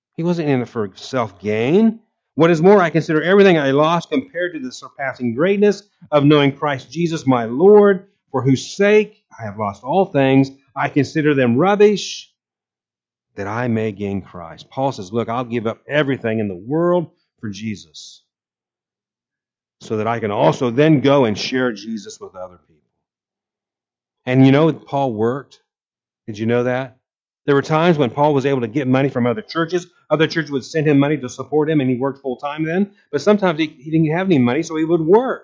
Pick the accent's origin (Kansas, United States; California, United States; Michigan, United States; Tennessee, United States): Kansas, United States; Abilene; moved away; I was born in Abilene, and my mother lived there for years